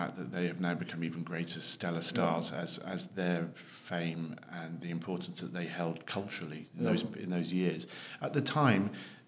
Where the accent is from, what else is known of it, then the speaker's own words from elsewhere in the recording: Devon, South West England, United Kingdom; moved away as an adult; now in London, United Kingdom; I was born down in Devon too many years ago to mention on air